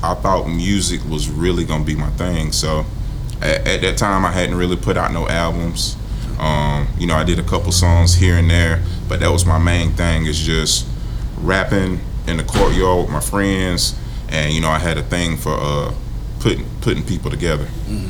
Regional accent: Greenville, South Carolina, United States; I'm born in Greenville.

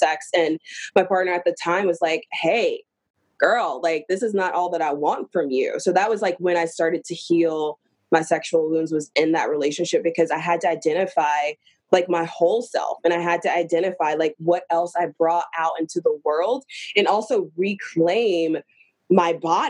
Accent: the South, United States; I'm from the South and that's what we

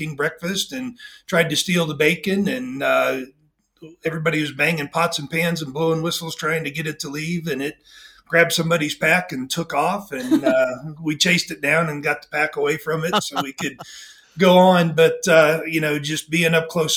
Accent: Nebraska, United States; I grew up in Nebraska

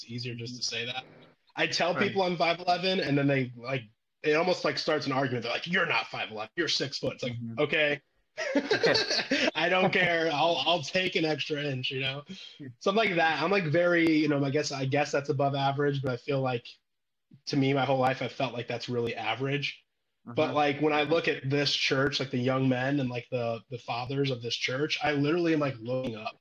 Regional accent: Illinois, United States; moved away as an adult; also born or lived in California; now in Nashville, United States; I'm born and raised in Illinois, in a college town

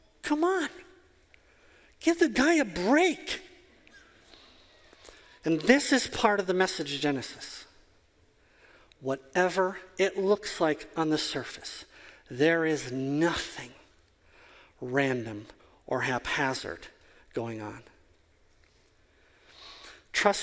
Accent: Wisconsin, United States; I am from Wisconsin. It is 40 below here half of the year.

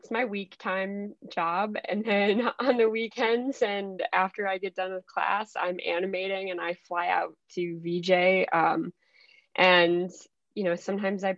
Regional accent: Minnesota, United States; also born or lived in Mexico; I grew up actually in Minnesota

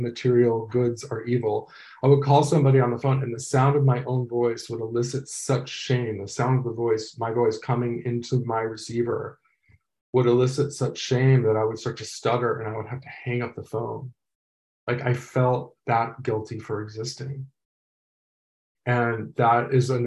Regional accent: Los Angeles, California, United States; I'm from Los Angeles

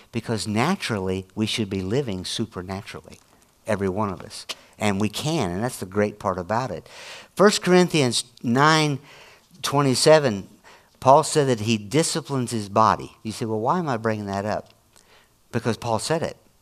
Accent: Illinois, United States; I'm from Illinois

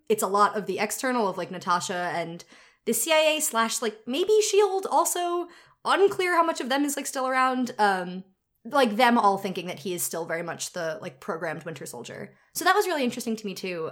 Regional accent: United States; I'm not from New York, but I did grow up, like, fifteen minutes outside of it for most of my life

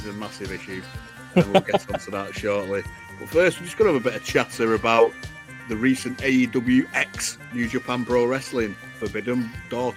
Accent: Manchester, North West England, United Kingdom

